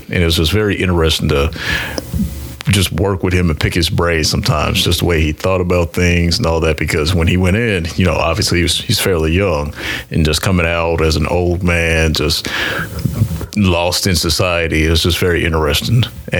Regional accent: Kansas City, Kansas, United States; I'm from the Kansas side.

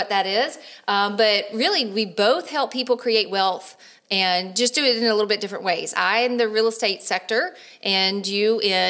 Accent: Birmingham, Alabama, United States; moved away as an adult; now in Charleston, United States; I'm not from here either. I'm a Birmingham, Alabama girl, born and raised.

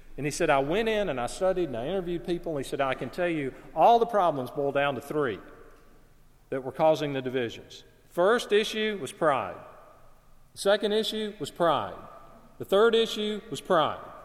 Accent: Alabama, United States; I was working in my hometown. I had a part time job at a clothing store. In, in our town at that time, the city where I lived in Alabama

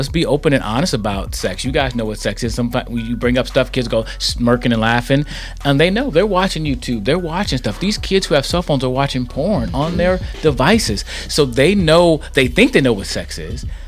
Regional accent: Milwaukee, Wisconsin, United States; moved away as an adult; also born or lived in St. Louis, Missouri; I'm born and raised in Milwaukee, Wisconsin

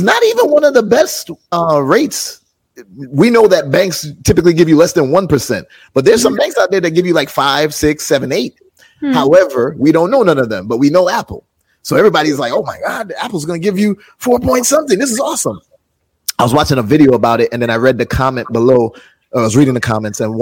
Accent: Jamaica; I'm Jamaican

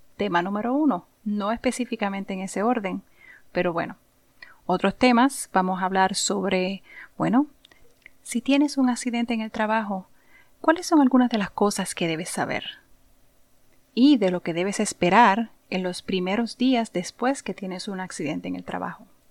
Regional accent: San Juan, Puerto Rico; nací y me crié en Puerto Rico, en un pueblito llamado Santurce

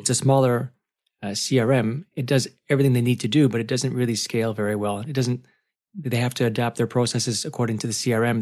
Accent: Canada; being a Canadian

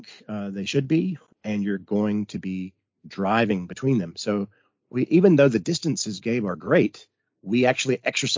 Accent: United States; as an American

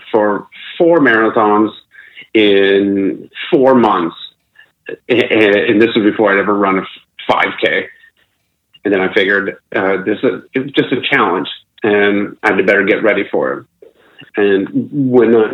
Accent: Akron, Ohio, United States; moved away; back home in my hometown of Akron, Ohio

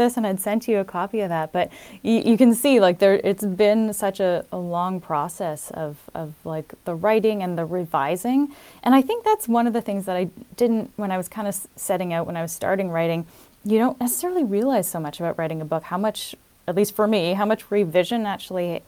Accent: Toronto, Ontario, Canada; also born or lived in Berlin; I'd never actually lived outside of the GTA, outside of the Toronto area

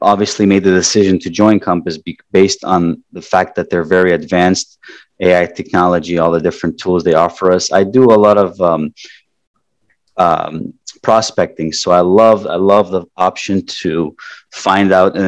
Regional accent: Toronto, Ontario, Canada; moved away as an adult; now in South Florida, United States; I grew up in Toronto, Canada

